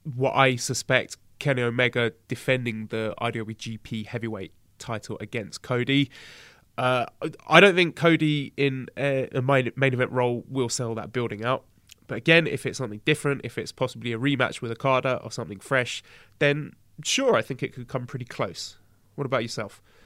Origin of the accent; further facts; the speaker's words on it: United Kingdom; now in China; I, I pretty much get a pass just by being British